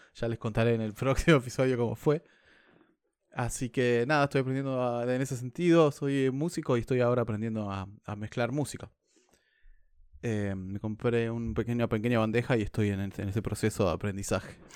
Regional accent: Argentina; moved away as an adult; now in New Zealand; soy argentino

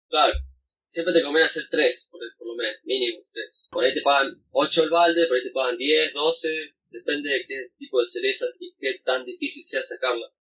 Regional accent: Argentina; moved away as an adult; now in New Zealand; volver a Argentina

